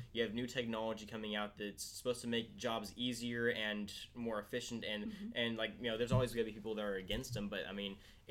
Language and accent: English; Tulare, California, United States; growing up in Tulare, California